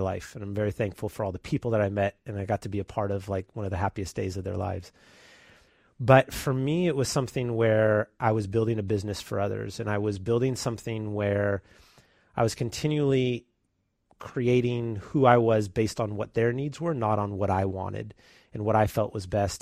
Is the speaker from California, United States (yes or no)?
yes; San Leandro, California, United States; born and raised here in the Bay Area, grew up in San Leandro, um, went to San Leandro High School